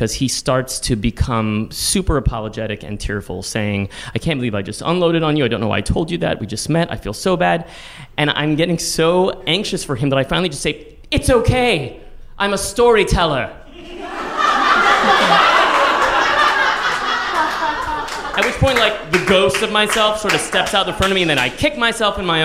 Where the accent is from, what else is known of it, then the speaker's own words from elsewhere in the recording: San Antonio, Texas, United States; also born or lived in Austin, Texas; now in New York, United States; "Oh, I'm from Texas." "Oh, really? Oh, what part?" And I was like, "Well, I love Austin, but I'm really from San Antonio."